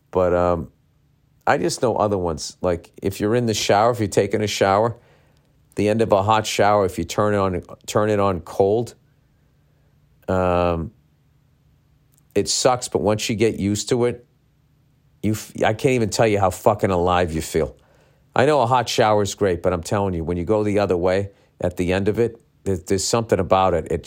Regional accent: Mexico; now in Miami, United States; I was born and raised in Mexico, and I now live in Miami. Uh, my mom's side of the family is completely Mexican, and as I'm sure you know, us Mexican loves love limes and we also love drinking.

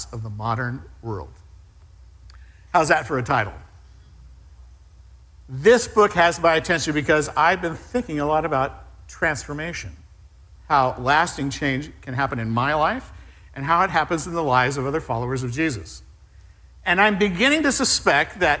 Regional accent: Southern California, United States; moved away; I was raised in Southern California, the land of speed

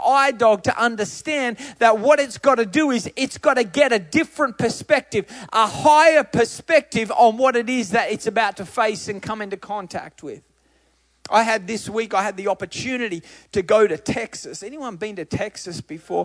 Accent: Australia; I'm Australian

